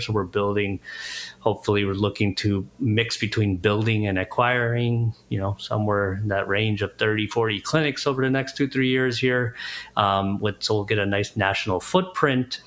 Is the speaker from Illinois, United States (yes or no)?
yes; Chicago, Illinois, United States; I live, born and raised in Chicago area